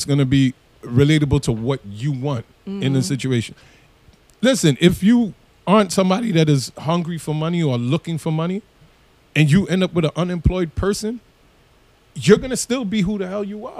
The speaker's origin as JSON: {"language": "English", "country": "Trinidad & Tobago", "said": "I could tell you as a Trinidadian"}